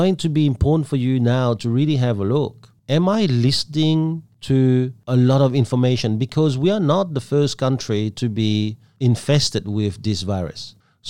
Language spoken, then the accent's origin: English; Belgium; also born or lived in Vietnam; now in Australia; I come from Belgium. I'm Vietnamese born.